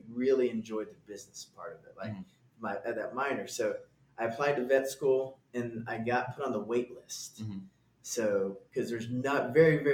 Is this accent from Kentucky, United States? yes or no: no; Garland, Texas, United States; I'm from a suburb outside of Dallas called Garland.